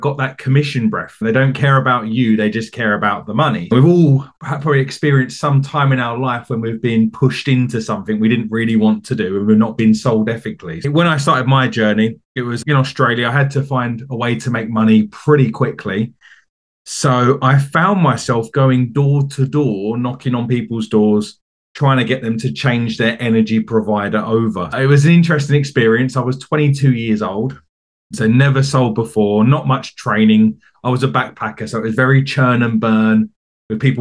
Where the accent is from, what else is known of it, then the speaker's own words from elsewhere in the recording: Essex, East of England, United Kingdom; moved away; as you might be able to tell from my accent, I'm from the UK. I'm from a county called Essex, which is just outside of London. And I grew up in England.